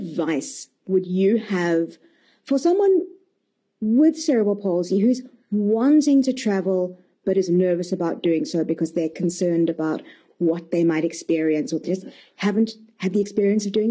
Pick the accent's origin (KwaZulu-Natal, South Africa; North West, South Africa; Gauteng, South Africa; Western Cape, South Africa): Western Cape, South Africa; Cape Town; my hometown, Cape Town